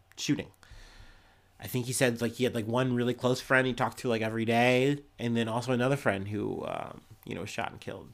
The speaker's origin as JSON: {"language": "English", "region": "Ohio", "country": "United States", "said": "I'm from Ohio and it shows."}